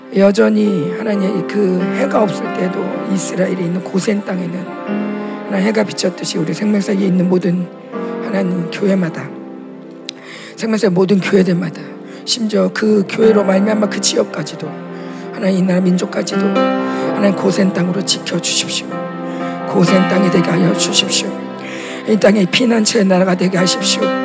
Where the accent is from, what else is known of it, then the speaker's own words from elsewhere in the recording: South Korea; 물론 우리는 남한이고